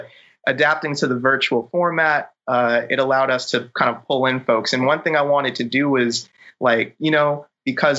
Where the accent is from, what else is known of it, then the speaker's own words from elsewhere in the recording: Chicago area suburbs, Illinois, United States; moved away; also born or lived in Philadelphia; I'm from the Chicago area as well, from the burbs.